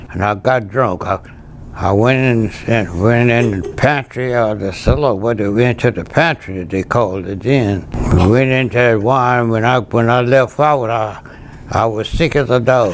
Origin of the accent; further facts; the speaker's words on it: Laurel Hill, Louisiana, United States; I grew up on Rural Plantation. That's the community. Rosemount Plantation, Laurel Hills, the village was Laurel Hills